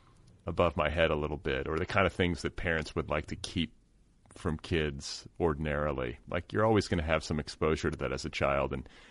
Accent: Milwaukee, Wisconsin, United States; moved away; I came of age, or I grew up in Milwaukee for the first part of my youth. And I have my parents are from Louisiana, so we kind of have a similar split, you know, latitudinally, where I, you know, we were raised in the North, but we have roots in the South.

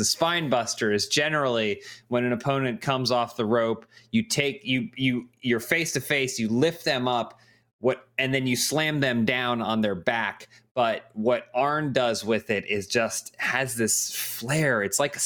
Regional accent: Charlotte, North Carolina, United States; my hometown. I'm from Charlotte, North Carolina

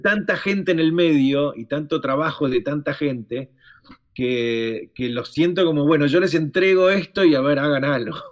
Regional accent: Argentina; somos tan italianos los argentinos

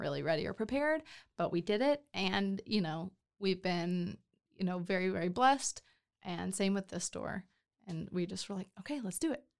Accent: McKinney, Texas, United States; moved away as an adult; also born or lived in Los Angeles / Nashville / Detroit; now in Waco, United States; grew up in McKinney

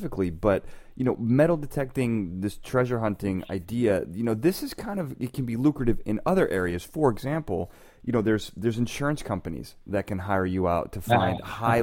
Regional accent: Chicago, Illinois, United States; moved away; I'm from Chicago

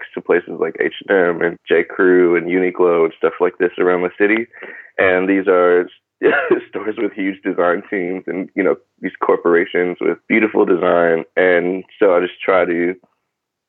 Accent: New Haven, Connecticut, United States; moved away as an adult; also born or lived in Philadelphia, Pennsylvania / Baltimore, Maryland; now in Brooklyn, New York, United States; I grew up in New Haven, Connecticut

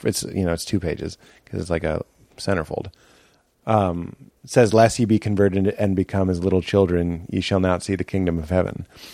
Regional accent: Boston, Massachusetts, United States; I'm from Boston. What a fucking nightmare.

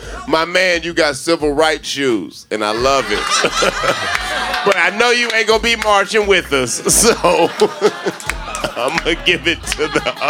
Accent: the South, United States; I'm from the South.

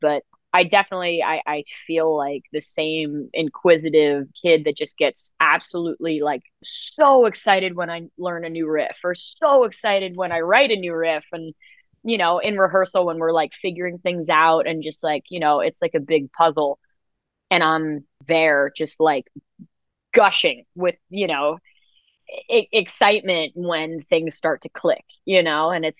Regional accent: New York City, New York, United States; I grew up in New York City, like, you know, the elevator was such a huge place of performance for me

